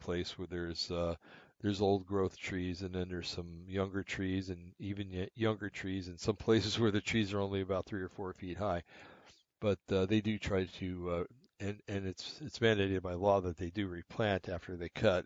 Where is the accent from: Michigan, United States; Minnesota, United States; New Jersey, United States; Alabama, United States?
New Jersey, United States; Bergen County; now in Oregon, United States; being a little boy in New Jersey growing up in Bergen County